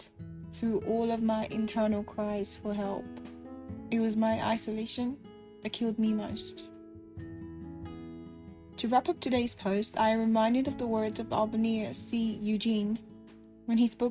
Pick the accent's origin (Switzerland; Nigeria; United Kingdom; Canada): Nigeria; moved away as an adult; I was away from Nigeria for the first time in my life, and I was basically alone in a new country